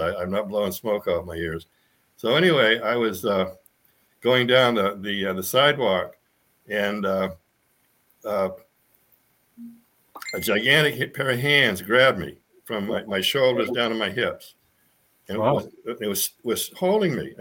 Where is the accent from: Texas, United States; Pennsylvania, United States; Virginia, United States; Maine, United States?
Maine, United States; now in Sedona, United States; I grew up in Maine